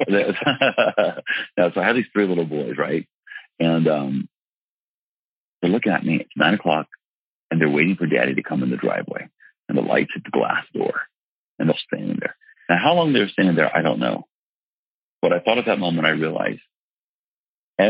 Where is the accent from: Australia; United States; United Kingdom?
United States; the South; I'm from the South